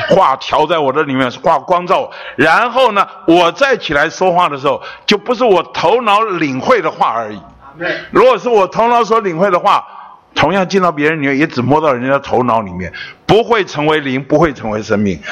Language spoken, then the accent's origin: Chinese; Taipei, Taiwan; 我是从小出生在北投